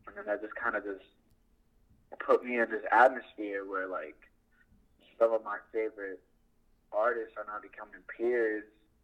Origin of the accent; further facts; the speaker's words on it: Downey, California, United States; I grew up in Downey, but it's like on a borderline to Paramount at the time